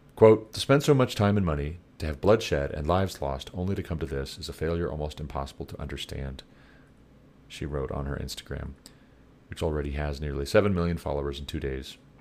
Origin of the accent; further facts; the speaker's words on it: United States; you and I, as American taxpayers